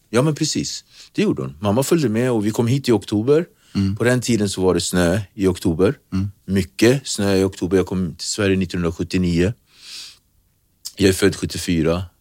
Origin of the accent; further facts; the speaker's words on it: Praia, Cape Verde; now in Sweden; Så att, då har vi alltså flugit från Santiago, där jag kommer från, Praia, till, eh, till eh, Sal.